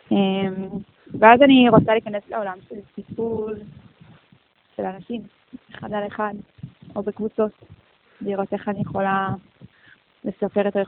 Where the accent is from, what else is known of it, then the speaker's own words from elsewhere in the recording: Los Angeles, California, United States; ואני גדלתי בקהילה מדהימה, אה, בקהילה קונסרבטיבית.